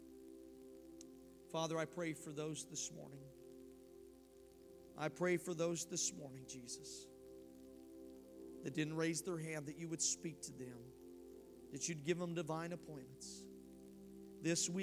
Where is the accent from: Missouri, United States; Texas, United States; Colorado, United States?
Colorado, United States; Denver; moved away; I was born and raised in Denver